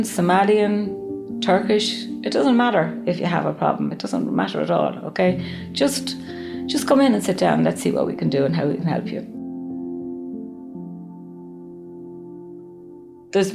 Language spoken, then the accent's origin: English; Waterford, Munster, Ireland; moved away as an adult; now in Izmir, Turkey; I'm from Waterford in Southern Ireland